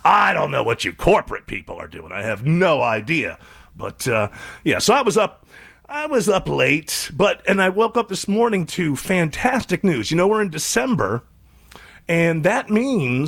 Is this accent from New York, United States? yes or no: yes; Western New York, United States; moved away; I grew up in Western New York